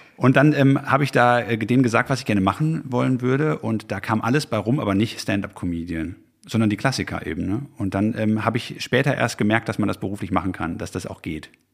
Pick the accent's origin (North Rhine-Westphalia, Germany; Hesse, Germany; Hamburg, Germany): North Rhine-Westphalia, Germany; Haltern am See; ich komme aus Haltern am See westfälisch, ja, bodenständig